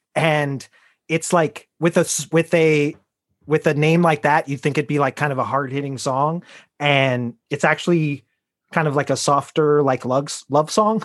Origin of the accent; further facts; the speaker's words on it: Chicago, Illinois, United States; I am a child of the nineties, I am from Chicago